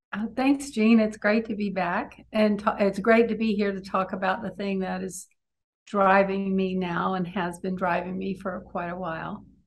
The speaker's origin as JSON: {"language": "English", "town": "Beaumont", "region": "Texas", "country": "United States", "tie": "born or raised there", "said": "having grown up on the Gulf Coast um, and being Cajun"}